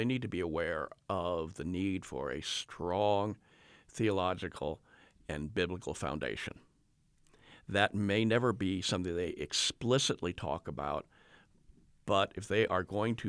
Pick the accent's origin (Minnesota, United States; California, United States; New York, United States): California, United States; I grew up in Southern California in the 1960s.